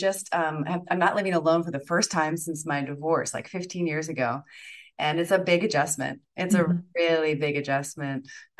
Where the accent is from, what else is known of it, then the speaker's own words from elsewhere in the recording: Florida, United States; Like, do they like me even if I'm from Florida?